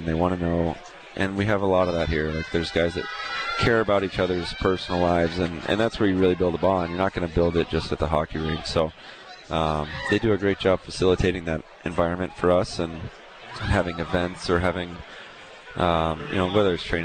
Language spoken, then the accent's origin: English; Texas, United States; also born or lived in Tampa; now in Calgary, Canada; I grew up in Texas